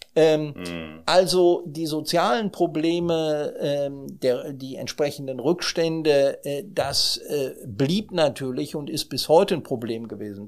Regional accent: Germany; wir sind als Europäer und als Deutsche

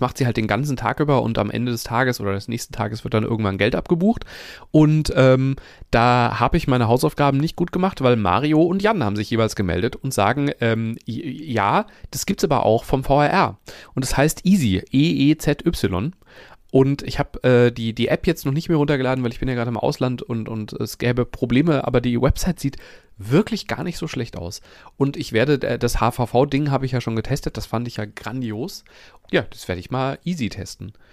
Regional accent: North Rhine-Westphalia, Germany; bei uns in Nordrhein-Westfalen

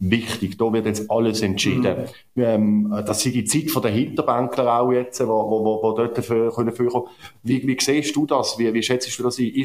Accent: Basel, Basel-Stadt, Switzerland; Die Frau äh, Ständerötin Eva Herzog aus meinem Heimatkanton aus Basel-Stadt ist nicht sehr bekannt dafür, dass sie zugänglich ist gegenüber irgendwelchen Personen.

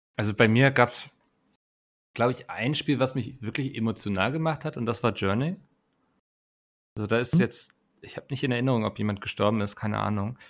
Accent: Northern Germany, Germany; ich als Norddeutscher

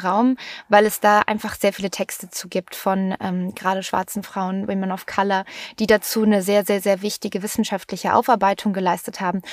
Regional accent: Germany; bei uns in Deutschland

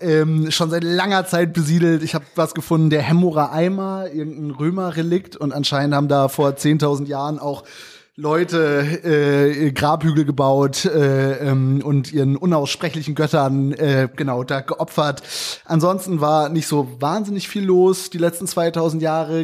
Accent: Germany; moved away; gar nicht so weit weg von da, wo ich aufgewachsen bin, aber doch noch mal auf der anderen Seite quasi des, also auf, äh, im großen Umkreis der anderen Seite des Jadebusens

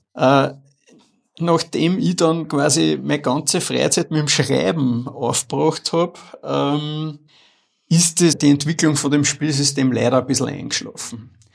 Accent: Upper Austria, Austria; ich bin in Oberösterreich aufgewachsen, in Wörs

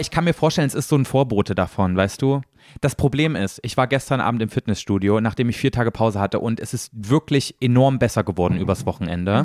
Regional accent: East Germany, Germany; ich komme ja aus dem Osten

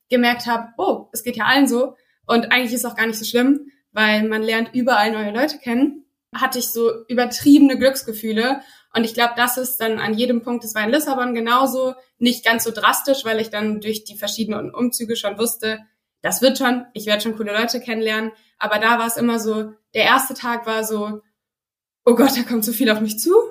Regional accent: Frankfurt, Hesse, Germany; Wie ihr schon gehört habt … Ich komme aus der Nähe von Frankfurt, wo ich jetzt auch gerade bin

